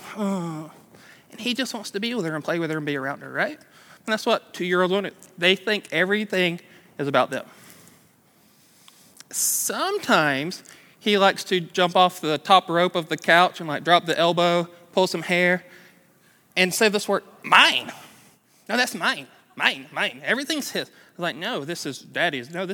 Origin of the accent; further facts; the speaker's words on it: Douglasville, Georgia, United States; I grew up in Douglasville, which is like that way, down 92